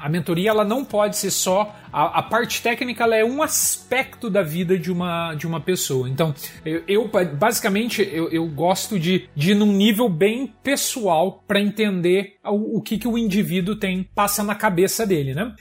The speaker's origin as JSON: {"language": "Portuguese", "region": "São Paulo", "country": "Brazil", "tie": "born or raised there", "also_born_or_lived": "Curitiba, Brazil / Germany", "moved": "as an adult", "lives_now": "Canada", "said": "eu nasci em São Paulo, mas vivi em Curitiba há muito tempo"}